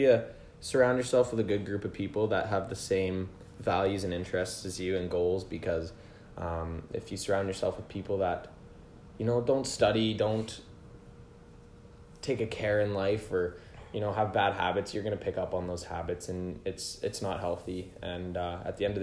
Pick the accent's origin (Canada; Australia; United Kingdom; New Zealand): Canada; Calgary, Alberta; moved away; I'm from Calgary, Alberta.